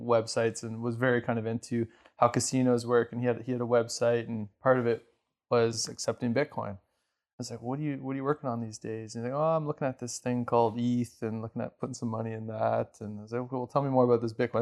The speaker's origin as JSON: {"language": "English", "country": "Canada", "also_born_or_lived": "Ontario / Alberta", "said": "I'm Canadian"}